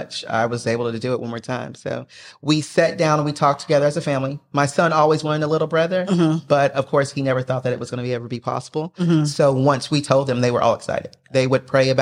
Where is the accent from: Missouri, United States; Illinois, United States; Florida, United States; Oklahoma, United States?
Oklahoma, United States; moved away as an adult; now in Maryland, United States; I'm originally from Oklahoma